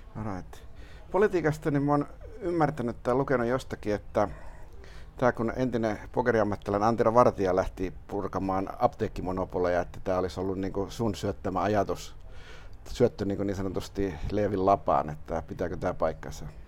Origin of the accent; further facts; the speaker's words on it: Lappeenranta, South Karelia, Finland; now in Helsinki, Finland; Lauritsalaan, mistä olen kotoisin